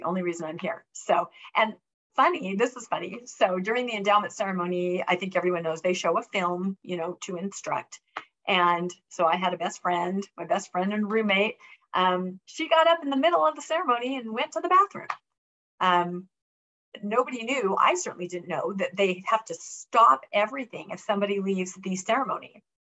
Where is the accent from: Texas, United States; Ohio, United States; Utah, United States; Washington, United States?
Washington, United States; because I grew up in Washington State.